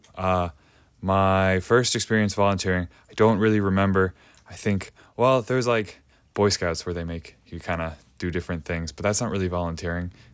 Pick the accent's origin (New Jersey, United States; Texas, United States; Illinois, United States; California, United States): Illinois, United States; Chicago; now in Bethel, United States; I'm from Chicago originally